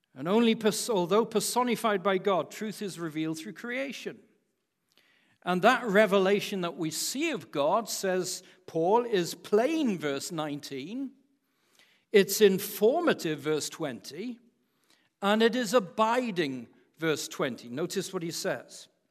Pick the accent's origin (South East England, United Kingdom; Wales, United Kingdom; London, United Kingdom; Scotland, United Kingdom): Wales, United Kingdom; as a Welshman